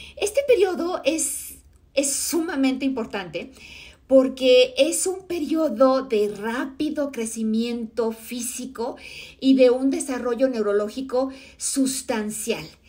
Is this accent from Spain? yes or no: no; Mexico; mi país, en México